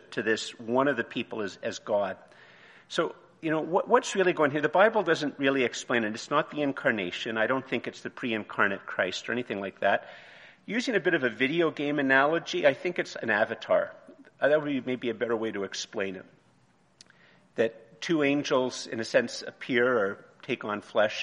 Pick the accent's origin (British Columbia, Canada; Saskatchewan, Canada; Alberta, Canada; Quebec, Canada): Quebec, Canada; Montreal; moved away; also born or lived in Eganville, Ontario / Ottawa, Ontario; I grew up in Montreal, and then I went to Eganville, and then I lived in Ottawa, and I mainly lived in Ottawa.